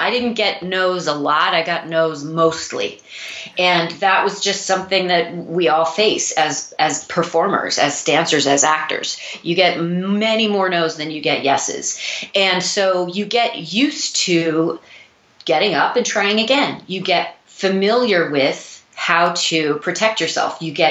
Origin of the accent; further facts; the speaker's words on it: Missouri, United States; now in New York City, United States; I moved to New York City from Missouri to pursue a career in dance.